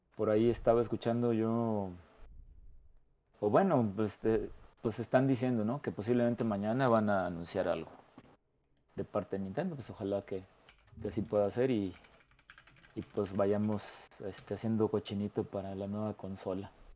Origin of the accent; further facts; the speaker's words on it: San Luis Potosí, Mexico; yo soy de San Luis Potosí